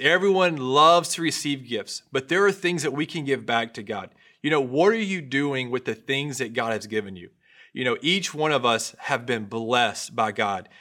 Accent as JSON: {"language": "English", "region": "North Louisiana", "country": "United States", "tie": "born or raised there", "said": "I grew up in North Louisiana. I come from a country family"}